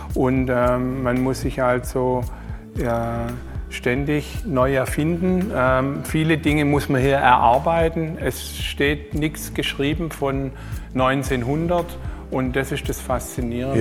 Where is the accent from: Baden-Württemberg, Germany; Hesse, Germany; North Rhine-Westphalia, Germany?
Baden-Württemberg, Germany; Esslingen; ich bin äh, hier im Schwabenland geboren, in Esslingen